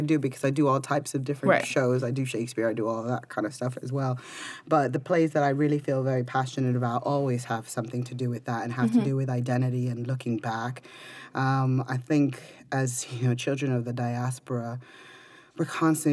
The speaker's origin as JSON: {"language": "English", "country": "United States", "tie": "born or raised there", "said": "I was raised in America."}